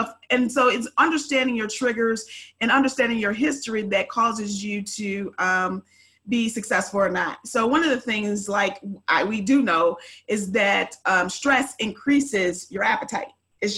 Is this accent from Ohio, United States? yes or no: yes; Ohio, United States; now in Dallas-Fort Worth, United States; I am originally from Ohio.